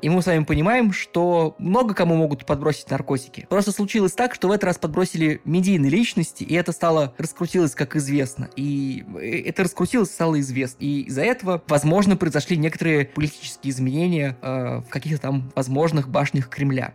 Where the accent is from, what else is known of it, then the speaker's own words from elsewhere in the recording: Saint Petersburg, Russia; я из Петербурга